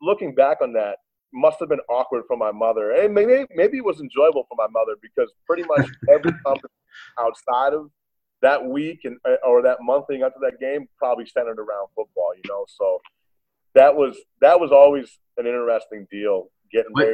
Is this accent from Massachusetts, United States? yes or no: yes; Brewster, Massachusetts, United States; now in Newport, United States; where I grew up on Cape Cod